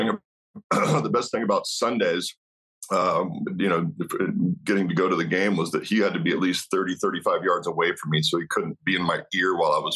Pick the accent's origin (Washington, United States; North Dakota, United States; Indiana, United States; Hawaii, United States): Washington, United States; Walla Walla; That's my hometown. You know, I grew up right there in Walla Walla.